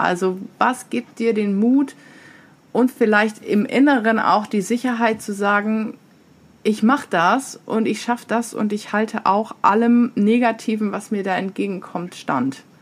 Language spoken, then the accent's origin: German; Diocese of Osnabrück, Lower Saxony, Germany; moved away; ich komme zwar aus dem Bistum Osnabrück